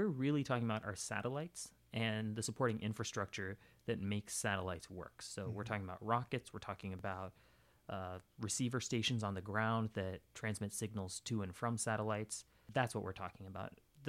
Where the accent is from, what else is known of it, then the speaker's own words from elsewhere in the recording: California, United States; also born or lived in South India; So I grew up in Northern California and South India, and exchange rates were something that really fascinated me when I was a kid.